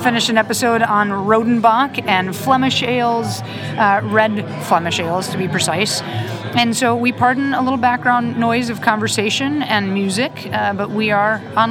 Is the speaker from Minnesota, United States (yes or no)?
yes; Minnesota, United States; I'm from Minnesota.